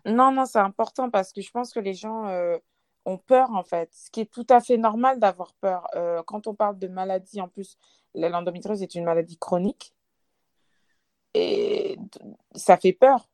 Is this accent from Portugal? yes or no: no; Lyon, Auvergne-Rhône-Alpes, France; j'ai 28 ans, je viens de Lyon